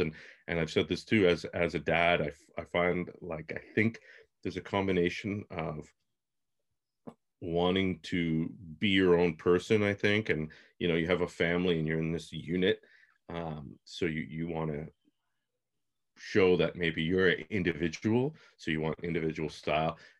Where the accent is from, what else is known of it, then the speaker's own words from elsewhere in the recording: Toronto, Ontario, Canada; I'm from Toronto.